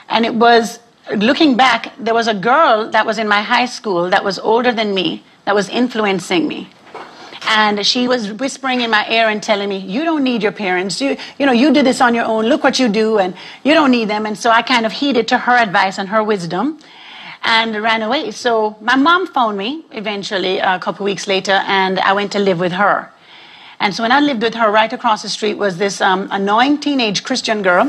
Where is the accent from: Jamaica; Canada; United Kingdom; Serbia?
Jamaica; now in Arlington, United States; I was raised in a Rastafarian home in Jamaica